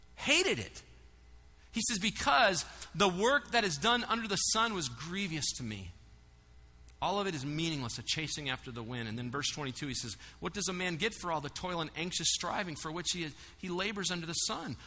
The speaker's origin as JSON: {"language": "English", "country": "United States", "said": "I'm an American and a Christian"}